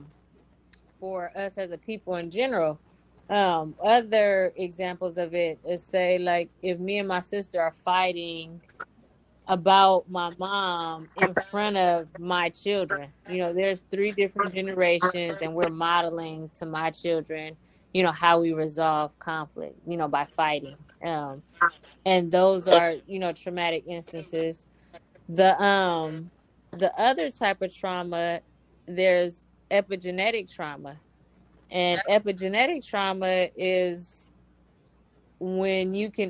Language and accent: English; Oakland, California, United States; I grew up in East Oakland